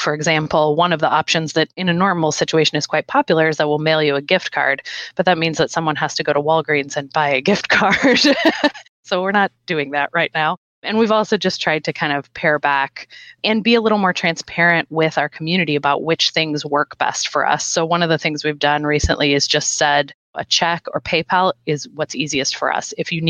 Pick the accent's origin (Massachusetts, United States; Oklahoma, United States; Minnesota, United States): Minnesota, United States; I'm from Minnesota.